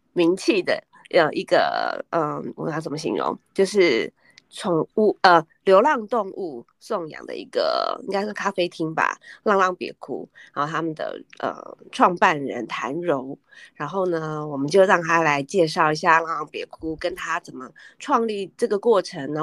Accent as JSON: {"language": "Chinese", "region": "Taipei", "country": "Taiwan", "said": "我们两个嗯。其实都是台北人"}